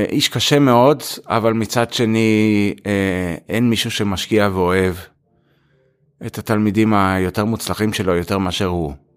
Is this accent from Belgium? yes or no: no; Israel; born or raised there; moved away as an adult; also born or lived in United States; now in Europe